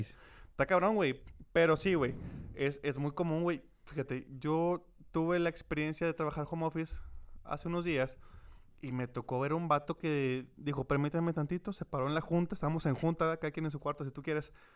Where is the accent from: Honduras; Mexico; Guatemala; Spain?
Mexico; como país mexicano